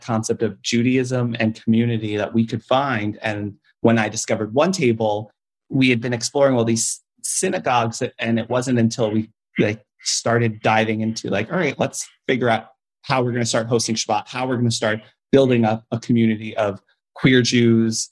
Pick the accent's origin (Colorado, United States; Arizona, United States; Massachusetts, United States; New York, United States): New York, United States; New York City; also born or lived in Long Island; I grew up in Queens, which had a very large Jewish community. Then I moved out to Long Island